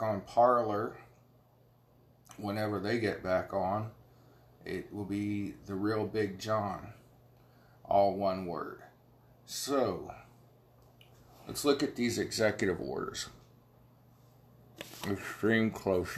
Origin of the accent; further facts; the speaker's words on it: Ohio Valley, United States; I'm from the Ohio Valley